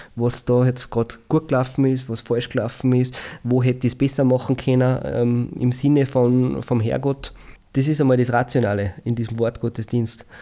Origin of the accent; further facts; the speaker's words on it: St. Veit im Pongau, Salzburg, Austria